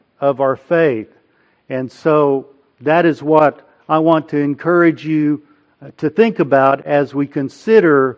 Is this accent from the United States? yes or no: yes; Del City, Oklahoma, United States; moved away as an adult; also born or lived in Pennsylvania; my hometown of Del City, Oklahoma, where we now live.